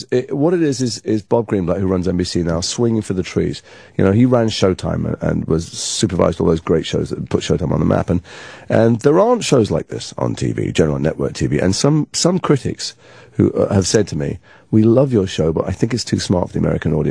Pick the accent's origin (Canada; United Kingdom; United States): United Kingdom; England; And because I'm English, I didn't know any of these people